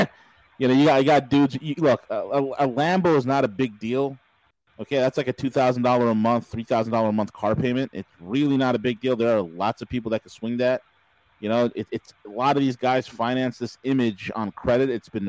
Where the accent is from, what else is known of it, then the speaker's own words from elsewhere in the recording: New York, United States; I'm from New York. I'm from New fucking York.